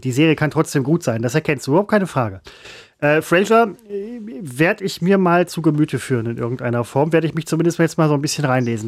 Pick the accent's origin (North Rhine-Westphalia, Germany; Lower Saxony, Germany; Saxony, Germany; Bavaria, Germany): North Rhine-Westphalia, Germany; Essen; also born or lived in Velbert; Ich bin Essener, Werdener